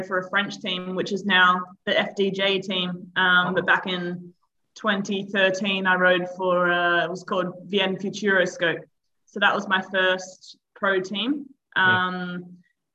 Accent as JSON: {"language": "English", "town": "Perth", "region": "Western Australia", "country": "Australia", "moved": "as an adult", "lives_now": "Girona, Spain", "said": "I'm from Perth, Western Australia."}